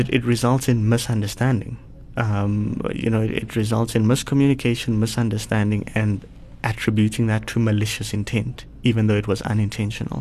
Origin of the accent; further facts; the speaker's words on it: Polokwane, Limpopo, South Africa; now in Sandton, South Africa; I grew up in Polokwane, so uh, just outside of Polokwane in a township known as Sishil.